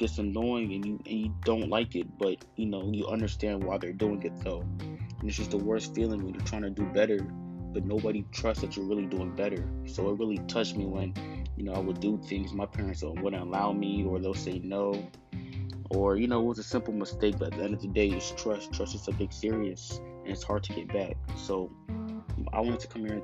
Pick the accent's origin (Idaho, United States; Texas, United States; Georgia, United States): Georgia, United States; I'm 17 and I'm from Georgia